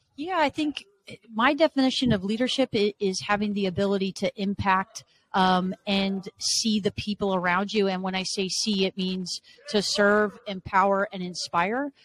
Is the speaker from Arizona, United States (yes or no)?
yes; Arizona, United States; moved away as an adult; also born or lived in Las Vegas, Nevada / Washington State / Los Angeles, California; now in Michigan, United States; Born and raised in Arizona